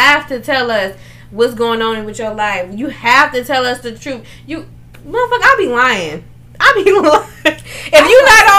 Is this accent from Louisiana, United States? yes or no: yes; New Orleans, Louisiana, United States; I'm from New Orleans